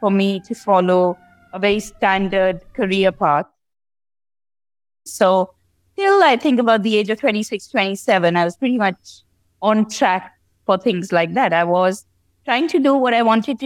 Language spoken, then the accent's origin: English; Delhi, India; moved away as an adult; also born or lived in London, United Kingdom; I grew up in India, and I left home fairly early, just after university